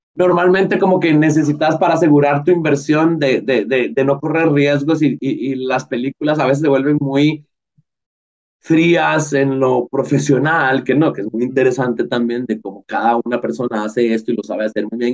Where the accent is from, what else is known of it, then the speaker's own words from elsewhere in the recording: Costa Rica; como cineastas costarricenses